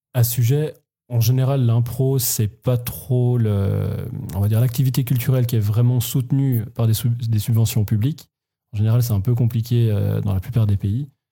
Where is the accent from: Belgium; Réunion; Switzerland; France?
Switzerland; en tant que Suisse